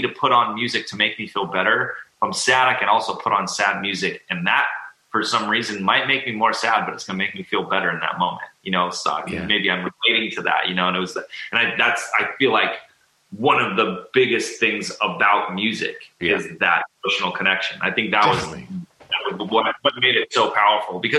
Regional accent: Huntington Beach, California, United States; I grew up like in the surf and skate culture growing up in Huntington Beach

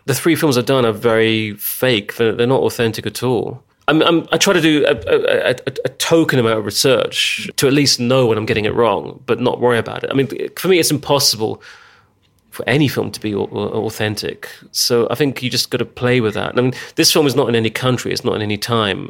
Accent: England, United Kingdom; moved away as an adult; now in Hungary; growing up in England

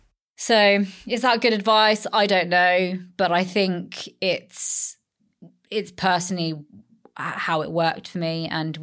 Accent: London, United Kingdom; also born or lived in Australia; as an Indian girl brought up in London, gone to Australia, come back with, you know, a white husband, Australian husband.

